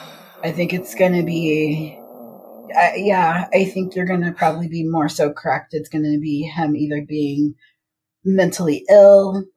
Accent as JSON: {"language": "English", "town": "Paris", "region": "Île-de-France", "country": "France", "said": "I'm from Paris."}